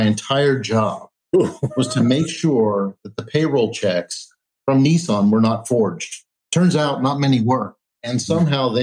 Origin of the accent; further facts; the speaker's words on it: Pennsylvania, United States; moved away as an adult; also born or lived in Los Angeles; Born and raised in Pennsylvania on a farm